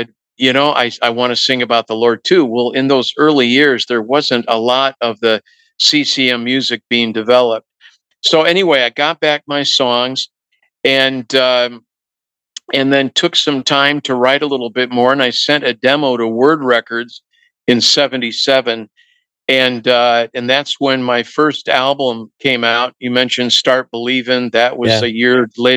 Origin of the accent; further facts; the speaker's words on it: Wheaton, Illinois, United States; growing up in Wheaton, Illinois, the holy city